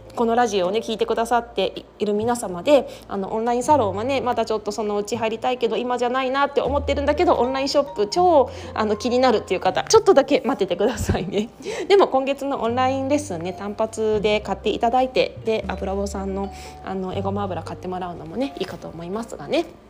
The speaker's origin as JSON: {"language": "Japanese", "country": "Japan", "tie": "born or raised there", "said": "私はずっと日本で育った日本人"}